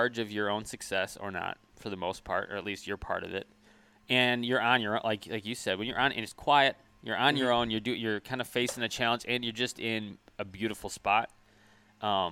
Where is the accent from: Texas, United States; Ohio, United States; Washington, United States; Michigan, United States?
Michigan, United States; we're from Michigan